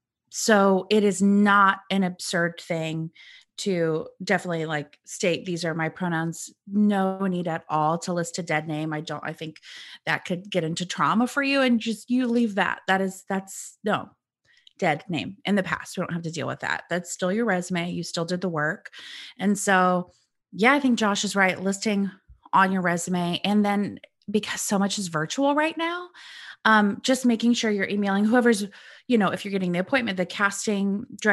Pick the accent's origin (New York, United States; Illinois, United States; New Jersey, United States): Illinois, United States; But I'm originally from Central Illinois, so I grew up like, go Cubs, go Bears, etc.